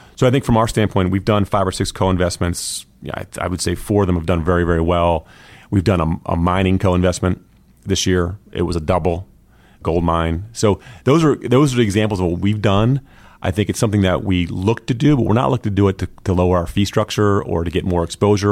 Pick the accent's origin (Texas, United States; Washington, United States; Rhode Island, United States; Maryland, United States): Maryland, United States; Pasadena; also born or lived in Philadelphia / Los Angeles; now in North Carolina, United States; I grew up in Pasadena, Maryland, in the sh, in the, in the f, in the shadow of the Naval Academy.